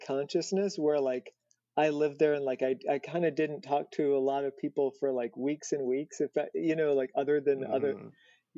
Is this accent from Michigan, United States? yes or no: no; Indiana, United States; moved away as an adult; also born or lived in California; I was like from Indiana